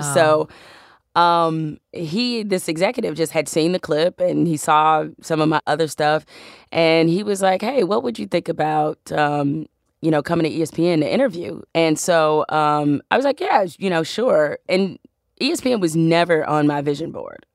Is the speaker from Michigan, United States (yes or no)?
yes; Detroit, Michigan, United States; I'm from Detroit, so I'm a huge Tigers fan